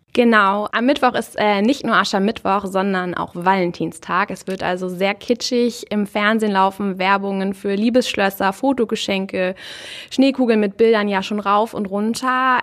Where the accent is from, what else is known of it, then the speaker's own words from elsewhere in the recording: Marne, Schleswig-Holstein, Germany; Ich bin in Mahne geboren und aufgewachsen